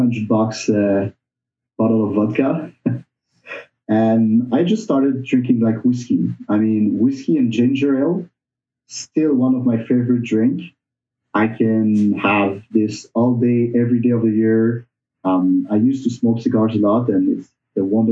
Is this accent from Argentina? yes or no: no; Montreal, Quebec, Canada; moved away as an adult; also born or lived in Burgundy, France; now in Ottawa, Canada; I wasn't born, but I was raised in Montreal